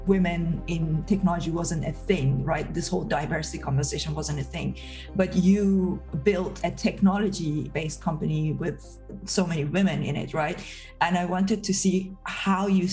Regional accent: Iran; moved away; I'm from a newer generation, I grew up in Iran

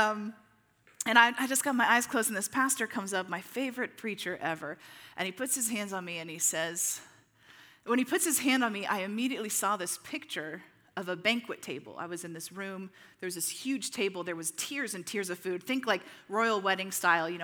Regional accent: Midwest, United States; you and I growing up in the Midwest

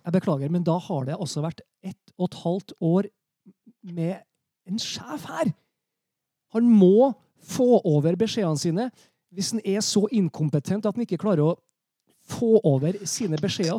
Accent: Trøndelag, Norway; som trønder

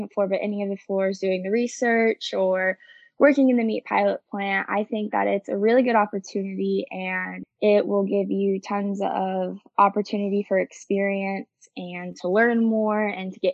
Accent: Eaton, Colorado, United States; moved away as an adult; now in Stillwater, United States; I am originally from Eaton, Colorado

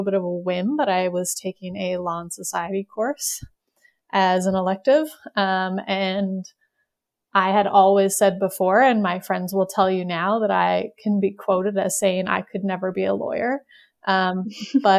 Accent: Newfoundland and Labrador, Canada; moved away as an adult; also born or lived in Montreal, Canada; now in Calgary, Canada; I'm originally from Newfoundland

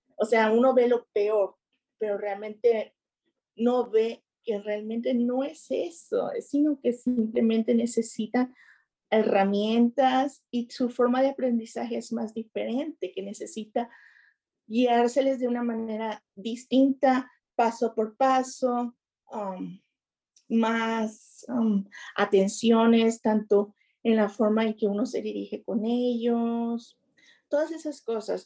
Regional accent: Nuevo Laredo, Tamaulipas, Mexico; moved away as an adult; also born or lived in Woodside, Queens, New York; now in New York, United States; yo tengo aquí viviendo en los Estados Unidos aproximadamente 15 años Ah, soy de Nuevo Laredo, Tamaulipas, México

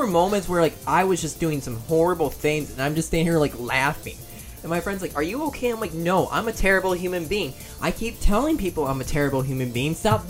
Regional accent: United Kingdom; I am British, everyone.

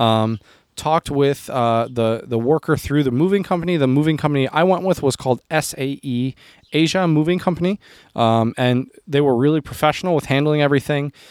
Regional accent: United States; also born or lived in Chomutov, Czech Republic; me as an American

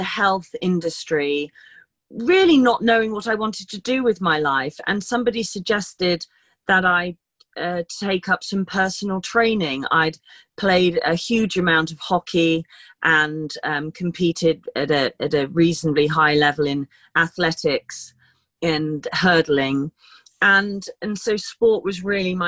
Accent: London, United Kingdom; moved away as an adult; also born or lived in Somerset; now in Kent, United Kingdom; I was born in London, and I've been in London for quite a long time

